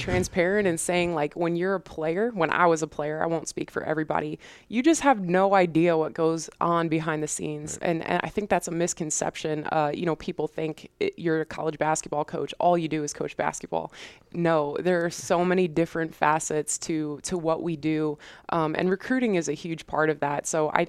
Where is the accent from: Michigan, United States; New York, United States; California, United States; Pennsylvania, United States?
New York, United States; Cortland Manor; So I'm originally from Cortland Manor, New York, which is a suburb in Westchester, New York, just outside New York City. I grew up in the same house my whole life with my mom, my dad, my brother.